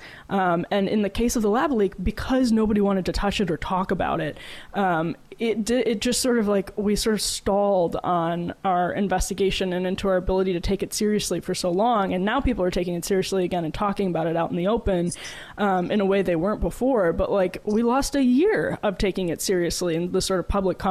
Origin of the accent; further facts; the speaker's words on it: Wisconsin, United States; I'm from Wisconsin